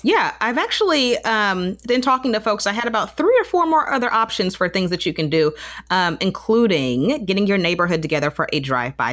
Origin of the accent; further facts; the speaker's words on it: Marietta, Georgia, United States; I grew up in Marietta